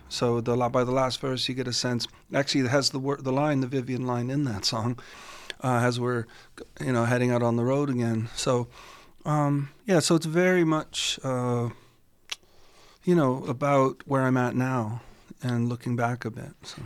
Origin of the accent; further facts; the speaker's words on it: St. Catharines, Ontario, Canada; also born or lived in Toronto; now in Stratford, Canada; that's my hometown